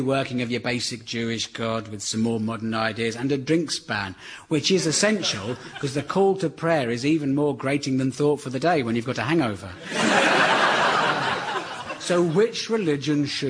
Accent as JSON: {"language": "English", "area": "Surrey", "region": "South East England", "country": "United Kingdom", "tie": "born or raised there", "said": "I grew up in Surrey"}